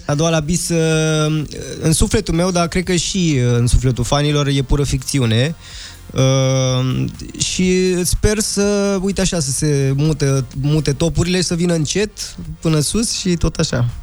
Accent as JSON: {"language": "Romanian", "region": "Transylvania", "country": "Romania", "moved": "yes", "lives_now": "Bucharest, Romania", "said": "fiind un băiat uh, ardelean venit în București"}